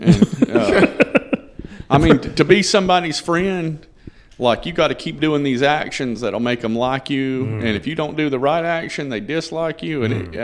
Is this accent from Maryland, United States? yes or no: no; North Carolina, United States; born there; I was born in North Carolina in 1974.